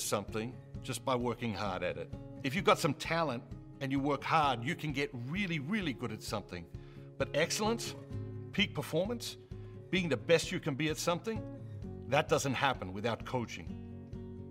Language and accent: English; Australia; Growing up in Australia